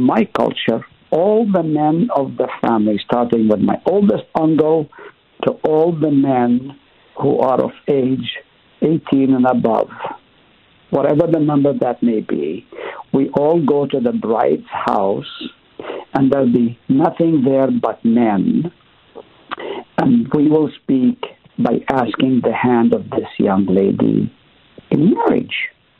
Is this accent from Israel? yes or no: yes; Nazareth, Northern District, Israel; also born or lived in Haifa; I grew up in the East, Middle East to be exact. Nazareth is where I was born. I lived in Haifa.